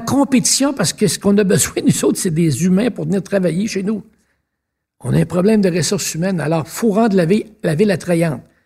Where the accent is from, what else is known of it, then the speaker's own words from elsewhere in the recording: Sept-Îles, Quebec, Canada; also born or lived in Roberval, Quebec; now in Quebec City, Canada; je suis né à Robertval